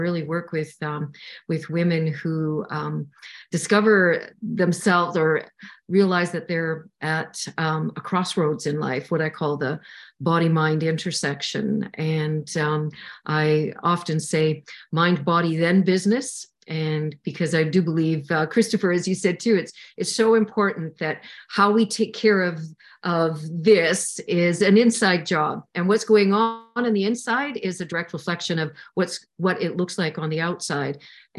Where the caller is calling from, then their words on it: Saskatchewan, Canada; I'm coming in from Saskatchewan, Canada. It's been minus 48 this week, if you can imagine that.